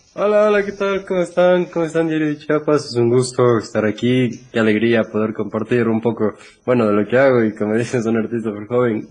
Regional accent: Ecuador; aquí en mi país

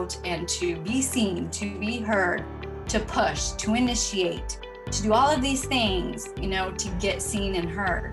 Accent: Vermont, United States; I grew up in Vermont in a big family.

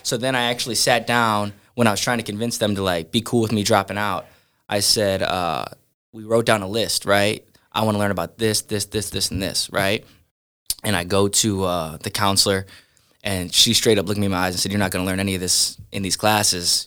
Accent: Sandusky, Ohio, United States; also born or lived in Norwalk, Ohio; Growing up, I grew up in Sandusky, Ohio

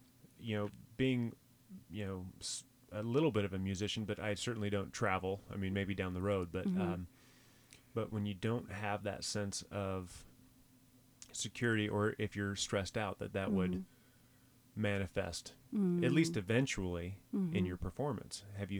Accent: the South, United States; I'm from the South, dude.

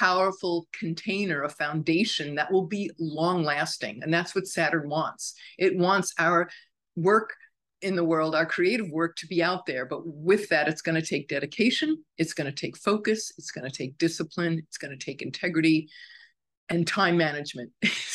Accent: New York, United States; as a New Yorker

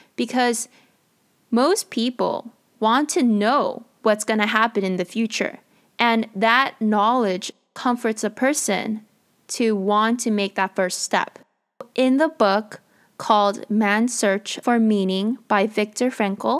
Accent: United States; as a Korean American

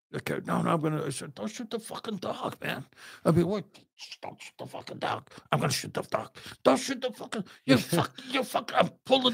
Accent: Chicago, Illinois, United States; moved away; I'm from Chicago.

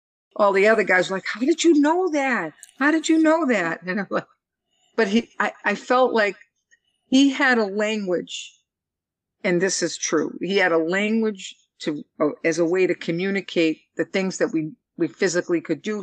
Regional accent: Boston, Massachusetts, United States; from Boston

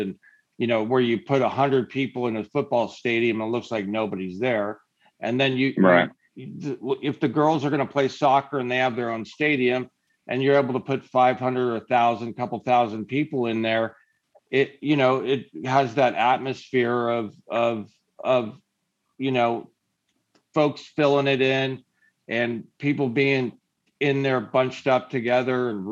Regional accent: California, United States; we're from California.

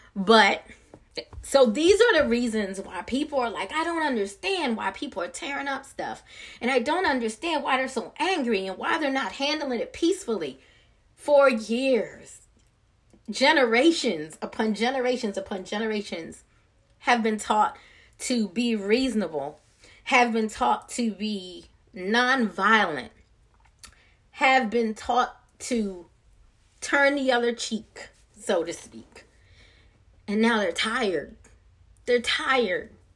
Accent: Maryland, United States; now in Georgia, United States; I'm not from this area originally. I'm from Maryland. But back home in Maryland

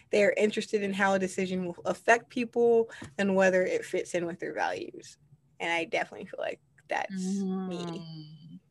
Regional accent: Midwest, United States; I'm from the Midwest

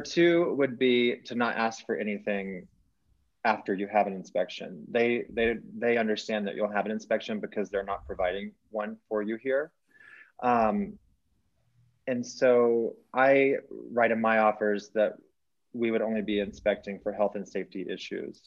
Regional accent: Texas, United States; moved away as an adult; now in Colorado, United States; I'm from, I grew up in Texas

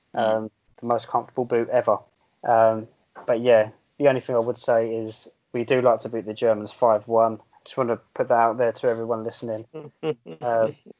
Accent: England, United Kingdom; I'm English

